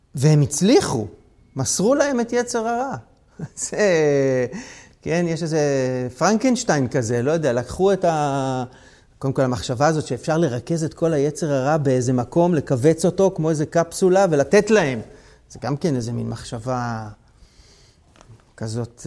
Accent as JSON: {"language": "Hebrew", "country": "Israel"}